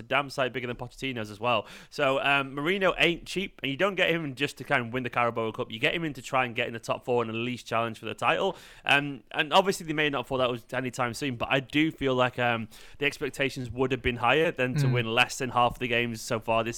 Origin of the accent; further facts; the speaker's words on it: Manchester, North West England, United Kingdom; I'm from Manchester.